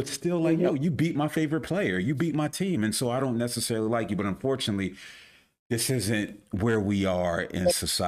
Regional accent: Philadelphia, Pennsylvania, United States; I'm from Philly.

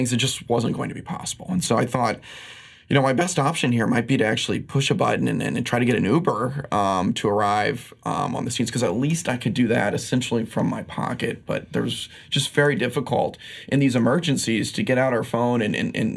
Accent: Midwest, United States; moved away as an adult; now in New York, United States; I grew up in the Midwest, as I mentioned. And so after college, I moved out to New York

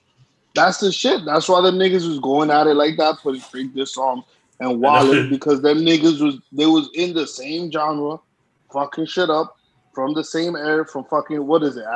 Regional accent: New York City, New York, United States; moved away; We came from Brooklyn.

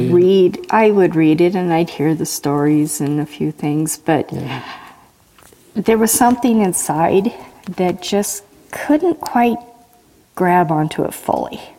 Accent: Tacoma, Washington, United States; now in Idaho, United States; I was born in Tacoma, Washington.

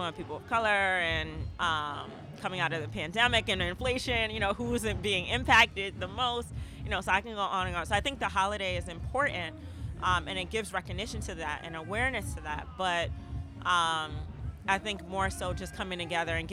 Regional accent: New York City, New York, United States; moved away as an adult; now in Oakland, United States; So I grew up in Harlem

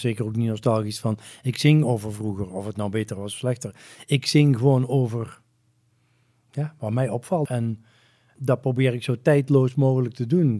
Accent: North Brabant, Netherlands; moved away; ik ben misschien wel uit Brabant, maar Brabant is niet uit mij

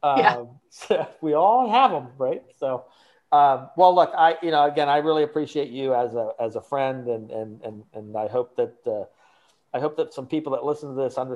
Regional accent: Ohio, United States; I grew up in Ohio

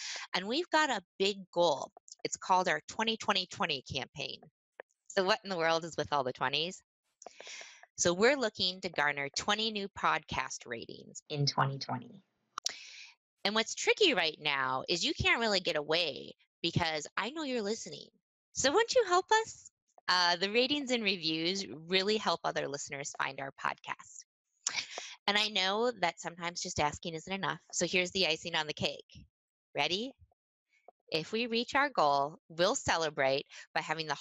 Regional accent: rural Minnesota, United States; I grew up in rural Minnesota on a cute little dirt road surrounded by farms

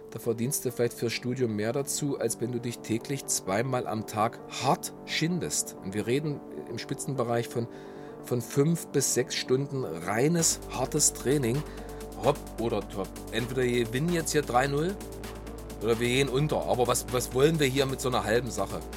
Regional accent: Halle, Saxony-Anhalt, Germany; also born or lived in Schönebeck; Ähm, ich ähm, komme aus Halle, aber besser gesagt, ich bin eigentlich in Schönebeck geboren. Ähm, eigentlich Nähe Magdeburg.

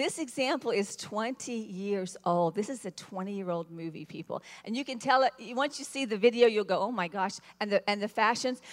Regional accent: the South, United States; I was raised in the South, which meant you're raised to be very gracious

